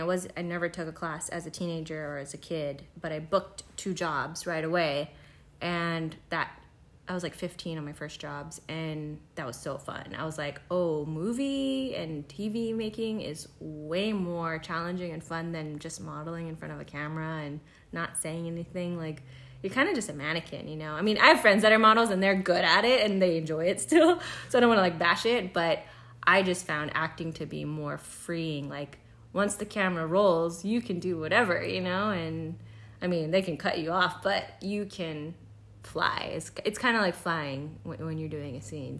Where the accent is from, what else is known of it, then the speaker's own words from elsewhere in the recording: Kauai, Hawaii, United States; moved away as an adult; now in Los Angeles, United States; I grew up on Kauai, Hawaii, and uh, I grew up surfing actually against Bethany Hamilton in real life